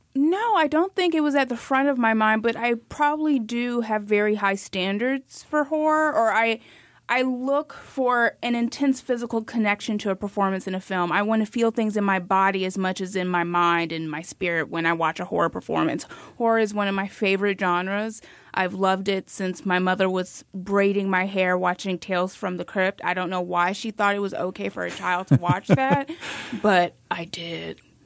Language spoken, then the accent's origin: English; Miami, Florida, United States; I'm from Miami